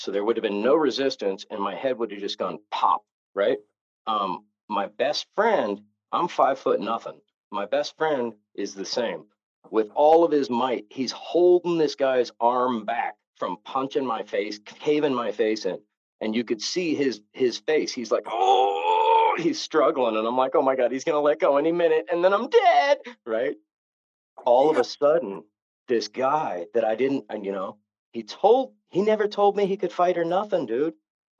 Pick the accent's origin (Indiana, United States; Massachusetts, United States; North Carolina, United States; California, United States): California, United States; Novato; I went to rehab in San Francisco, and I grew up 50 miles north of there in a little town called Novato.